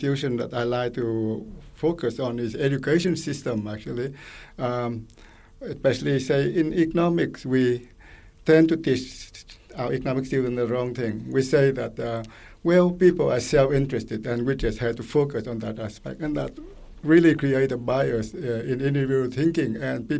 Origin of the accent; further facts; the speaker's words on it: Quebec, Canada; I come from Quebec, and my granddaughter goes to public school